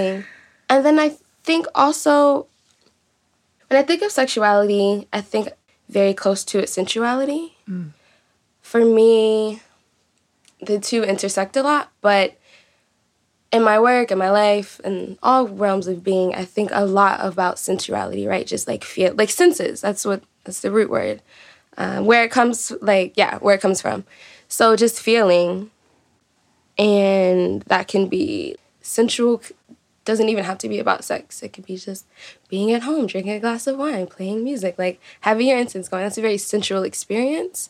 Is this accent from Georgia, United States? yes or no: yes; Atlanta, Georgia, United States; accent: Southern; I'm from Atlanta